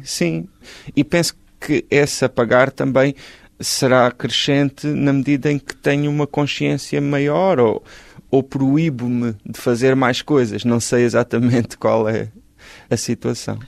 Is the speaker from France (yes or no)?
no; Galveias, Alentejo, Portugal; moved away as an adult; Eu nasci em Galveias, no Conselho de Ponte Soura, no distrito de Porto Alegre, vivi lá até aos 18 anos